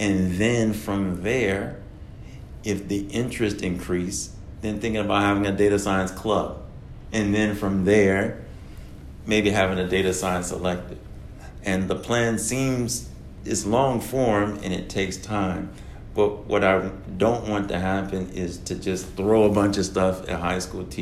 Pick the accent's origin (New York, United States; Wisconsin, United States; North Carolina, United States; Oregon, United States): North Carolina, United States; Oxford; I'm from North Carolina and Durham is really close to where I'm from, a small town, Oxford, North Carolina, shout out to Oxford, North Carolina, I'm working with two teachers from my home high school